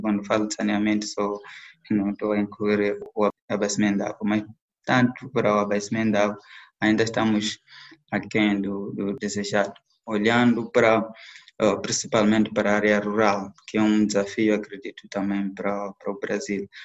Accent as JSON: {"language": "Portuguese", "country": "Mozambique", "also_born_or_lived": "Belo Horizonte, Brazil", "moved": "yes", "said": "eu era um dos alunos moçambicanos que estava na UFMG"}